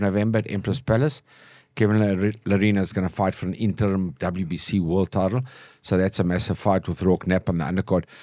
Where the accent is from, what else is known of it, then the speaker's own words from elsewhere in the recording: Johannesburg, Gauteng, South Africa; I grew up in Joburg